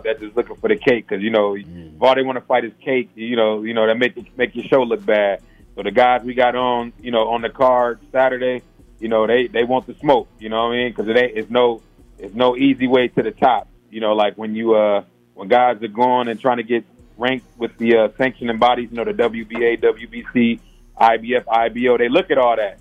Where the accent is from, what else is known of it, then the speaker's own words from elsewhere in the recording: Ohio, United States; moved away as an adult; now in Atlanta, United States; I'm from Ohio